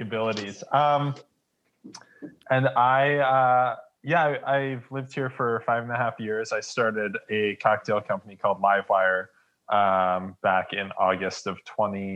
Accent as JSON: {"language": "English", "town": "Detroit", "region": "Michigan", "country": "United States", "tie": "born or raised there", "moved": "yes", "said": "I was born in Detroit"}